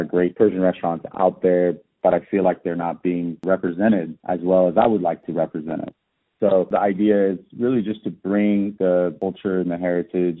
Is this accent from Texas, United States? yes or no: yes; Austin, Texas, United States; born or raised there; also born or lived in Tehran, Iran